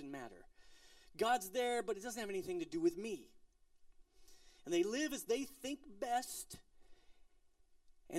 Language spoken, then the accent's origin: English; Colorado, United States; I'm from Colorado